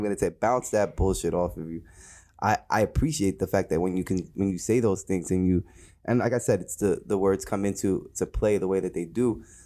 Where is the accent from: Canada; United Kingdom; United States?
United States; Jersey City, New Jersey; I'm from Jersey City, New Jersey, born and raised